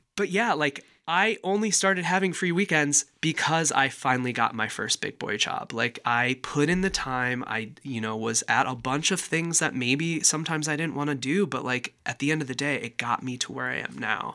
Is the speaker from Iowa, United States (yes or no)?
yes; Walcott, Iowa, United States; also born or lived in Decorah, Iowa; they knew I was from Walcott